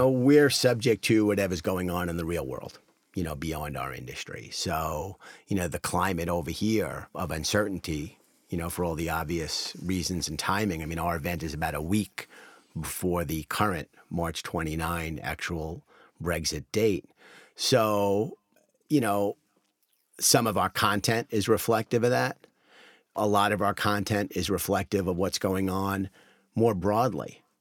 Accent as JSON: {"language": "English", "country": "United States", "said": "As an American"}